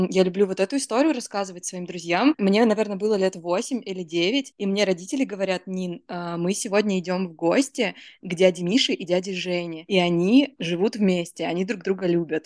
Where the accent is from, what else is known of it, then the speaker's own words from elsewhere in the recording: Rostov-on-Don, Rostov Oblast, Russia; я росла в Ростове-на-Дону